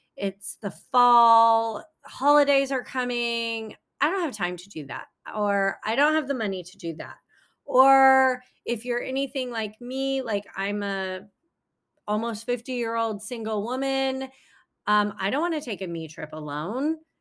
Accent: San Francisco Bay Area, California, United States; also born or lived in China; now in Los Angeles, United States; I grew up in the San Francisco Bay Area.

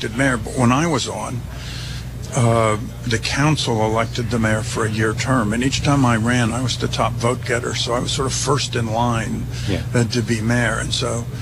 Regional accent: San Francisco Bay Area, California, United States; now in Santa Cruz, United States; I grew up in the San Francisco Bay Area.

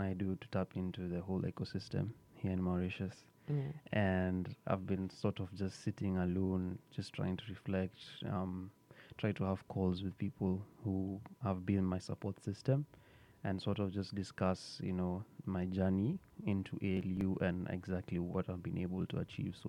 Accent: Kenya; I'm from Kenya

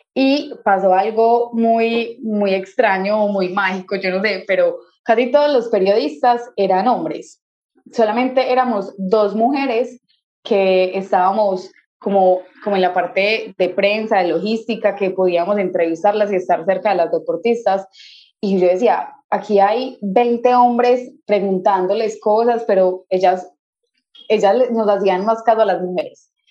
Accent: Colombia; en mi país

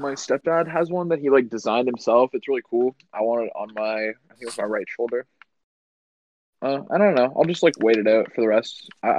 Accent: Canada; I'm from Canada.

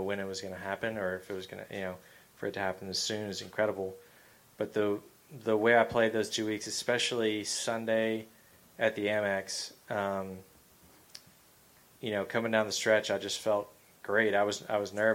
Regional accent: Georgia, United States; growing up in Georgia

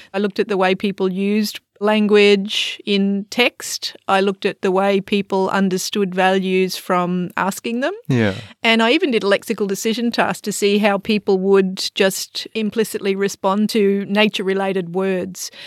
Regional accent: Australia; accent: Australian; moved away as an adult; now in Singapore; I'm an Australian, obviously. You can tell from my accent.

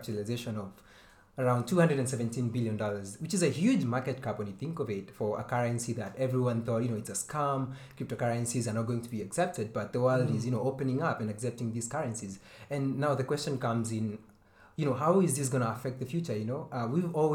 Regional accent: Kenya; I'm Kenyan.

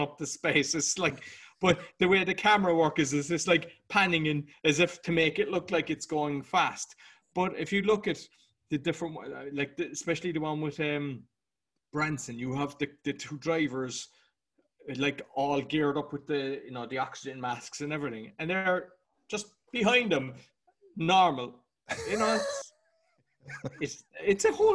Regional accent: Ireland; being Irish

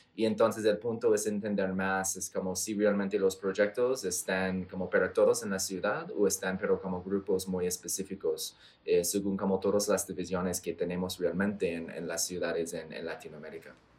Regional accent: Canada; Spanish is a second language; now in Colombia; estoy de Canadá

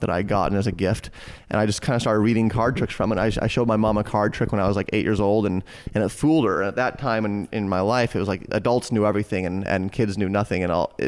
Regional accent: Boulder, Colorado, United States; I grew up in Boulder, Colorado

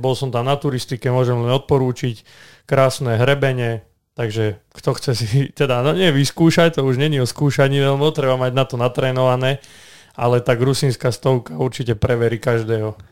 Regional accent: Zvolenská Slatina, Banská Bystrica Region, Slovakia; do môjho rodiska, do Zvolenskej Slatiny

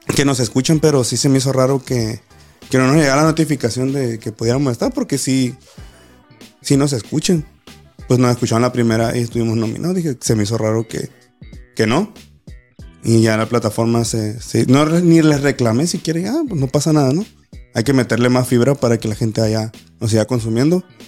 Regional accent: Los Cabos, Baja California Sur, Mexico; yo ser de aquí, de Los Cabos, nativo de aquí, de mi tierra

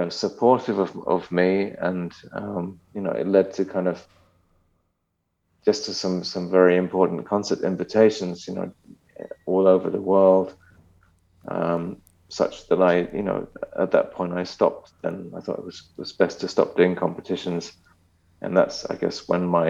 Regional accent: London, United Kingdom; moved away as an adult; now in Germany; My father's German, mother's Japanese, but I was born in England.

